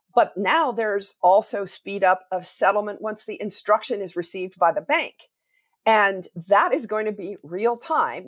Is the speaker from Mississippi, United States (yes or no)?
no; Wyoming, United States; my home state of Wyoming